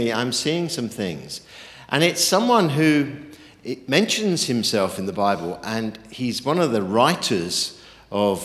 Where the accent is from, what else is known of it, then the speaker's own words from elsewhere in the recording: United Kingdom; also born or lived in New Zealand; I'm a Brit who's escaped the frozen north